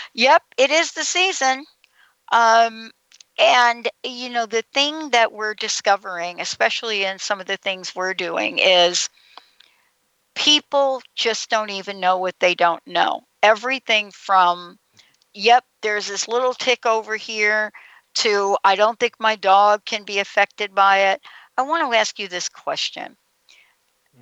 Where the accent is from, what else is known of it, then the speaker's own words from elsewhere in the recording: Northeast, United States; now in Seattle, United States; I'm from the Northeast